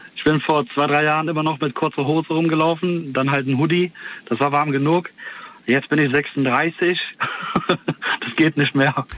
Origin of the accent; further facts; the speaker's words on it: Cologne, North Rhine-Westphalia, Germany; ich komme ja aus Köln